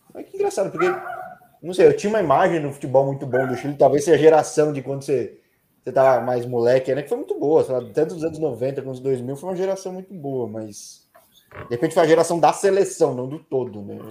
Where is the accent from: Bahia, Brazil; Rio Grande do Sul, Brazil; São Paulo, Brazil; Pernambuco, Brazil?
São Paulo, Brazil; eu sou de São Paulo